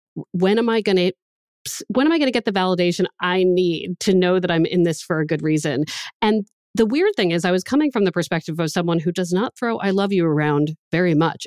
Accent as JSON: {"language": "English", "country": "United States", "moved": "yes", "lives_now": "Boston, United States", "said": "I was from the D C, Baltimore area"}